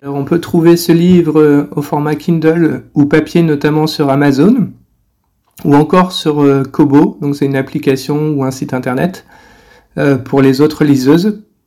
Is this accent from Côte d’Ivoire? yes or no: no; France; moved away as an adult; now in China; je suis français et euh, je vis en Chine depuis 10 ans